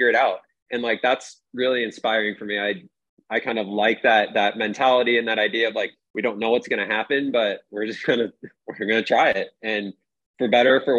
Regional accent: Des Moines, Iowa, United States; now in Maui, United States; I was born in Des Moines, Iowa

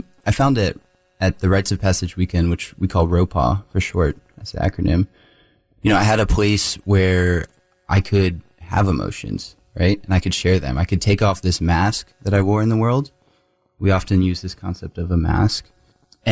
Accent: Raleigh, North Carolina, United States; I am a Raleigh native

